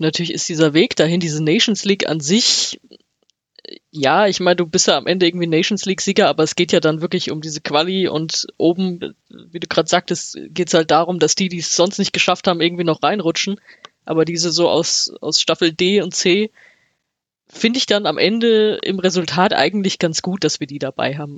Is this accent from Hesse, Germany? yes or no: yes; Frankfurt am Main, Hesse, Germany; als Frankfurterin